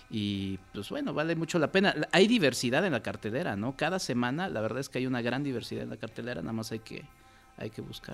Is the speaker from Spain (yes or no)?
no; Mexico; hablo como mexicano